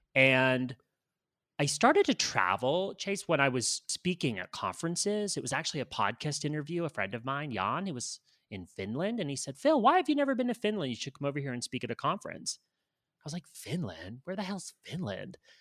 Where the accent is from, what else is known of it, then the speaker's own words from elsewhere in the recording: Canada; moved away as an adult; also born or lived in United States / Los Angeles; now in Colombia; I'm Canadian. I U, did university my undergrad in Canada